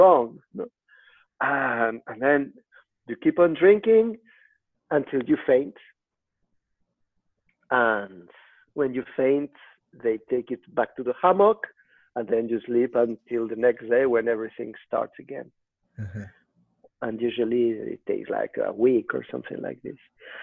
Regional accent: Madrid, Community of Madrid, Spain; I am from Madrid

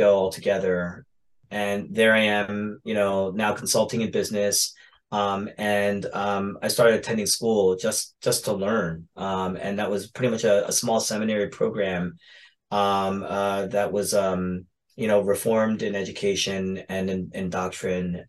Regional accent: Philadelphia, Pennsylvania, United States; I grew up in the Philadelphia area.

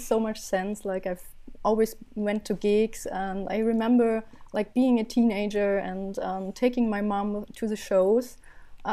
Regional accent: Berlin, Germany; I'm from Berlin, Germany, born and raised and still loving it

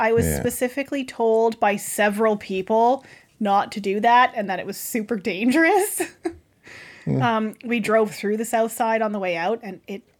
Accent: Canada; We're like, Canada.

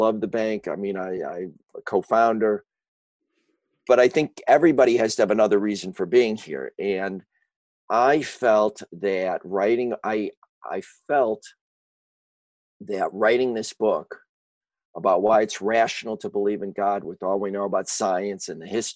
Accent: Chicago, Illinois, United States; I grew up in Chicago, as you may be able to tell from my accent, which I've never been able to shake

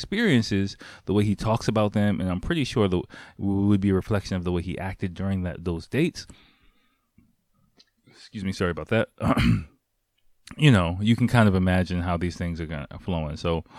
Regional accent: England, United Kingdom; now in Japan; I really didn't get that many dates when I was back in my home country in England.

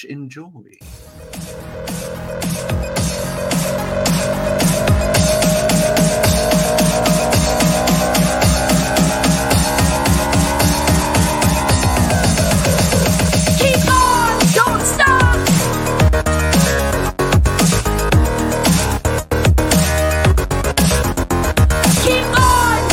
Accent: Bedford, East of England, United Kingdom; now in Somerset, United Kingdom; I'm a Bedford boy, born and bred

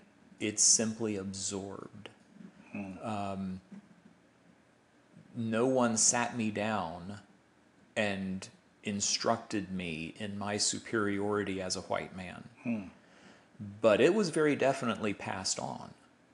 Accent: Southern United States, United States; when I think back to the way I was raised in the South as a white man

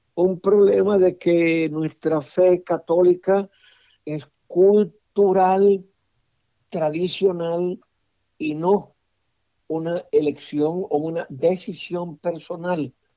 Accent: Puerto Rico; moved away as an adult; also born or lived in Cleveland, Ohio / Washington, D.C.; Yo fui párroco en mi tierra puertorriqueña

